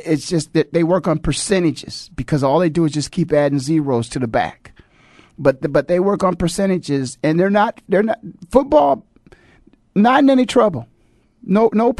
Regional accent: Canton, Ohio, United States; growing up in Canton, Ohio

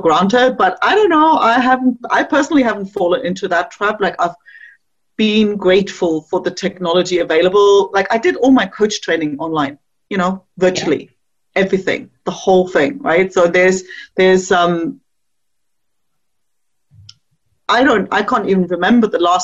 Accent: East Germany, Germany; moved away; I grew up in East Germany

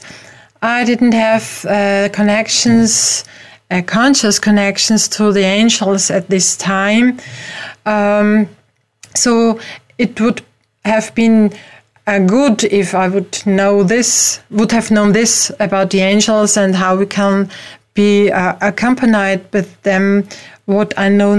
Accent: Vienna, Austria; I'm not from America, I'm from Europe, from Vienna in Austria

